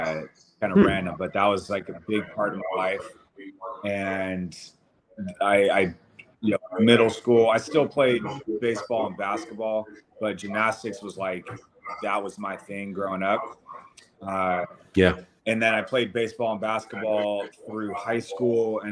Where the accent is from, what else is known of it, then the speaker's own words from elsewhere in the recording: Monterey, California, United States; also born or lived in New York City; now in Costa Mesa, United States; I grew up in Central California in Monterey